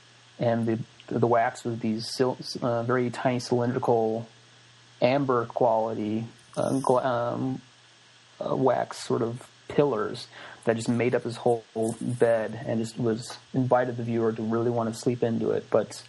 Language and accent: English; Midwest, United States; the color palette that I grew up around in the Midwest is it's kind of minimal to in the farmlands.